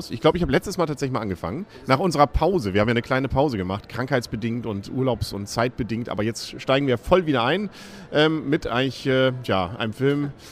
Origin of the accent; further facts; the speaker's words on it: Germany; vielleicht liegt es auch so ein bisschen daran, so als, als Deutscher, dieses Hänsel und Gretel klingt nochmal besonders irgendwie spießig, oder?